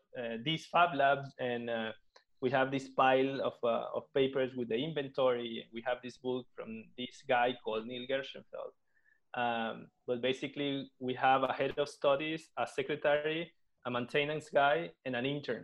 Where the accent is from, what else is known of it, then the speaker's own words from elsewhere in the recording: Venezuela; moved away as an adult; now in Barcelona, Spain; I was born and raised in Venezuela, but I have a mixed background